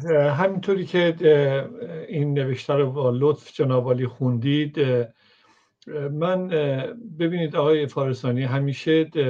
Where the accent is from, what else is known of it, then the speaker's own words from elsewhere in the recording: Iran; moved away; من به عنوان یک ایرانی